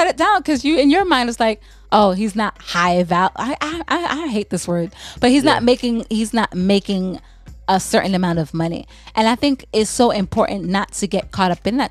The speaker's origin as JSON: {"language": "English", "town": "St. Thomas", "country": "U.S. Virgin Islands", "said": "I'm from the Virgin Islands. I'm from St. Thomas"}